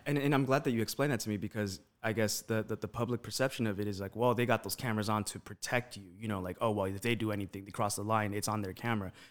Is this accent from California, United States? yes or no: yes; Los Angeles, California, United States; moved away as an adult; now in Las Vegas, United States; growing up in East L